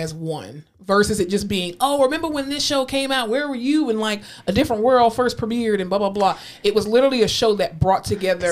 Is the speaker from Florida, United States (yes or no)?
yes; Florida, United States; I'm from Florida